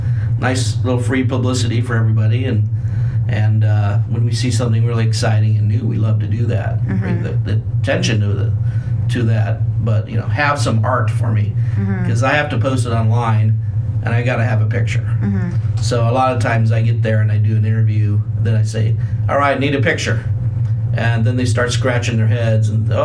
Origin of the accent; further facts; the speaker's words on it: Nebraska, United States; moved away; I'm from Nebraska originally.